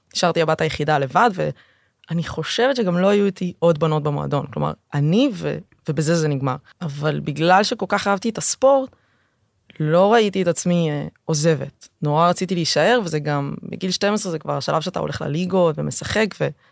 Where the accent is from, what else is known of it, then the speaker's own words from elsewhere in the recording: Tel Aviv, Tel Aviv District, Israel; מהשכונה שבה גדלתי. הגעתי מרמת אביב